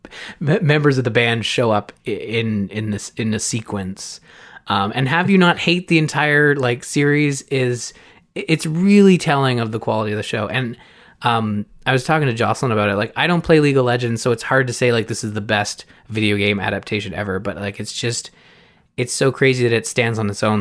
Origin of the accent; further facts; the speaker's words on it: Canada; I'm Canadian.